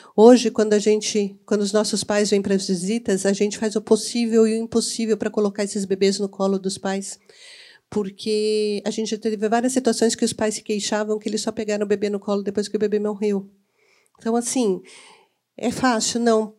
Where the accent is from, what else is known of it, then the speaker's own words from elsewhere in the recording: Campinas, São Paulo, Brazil; eu sou campineira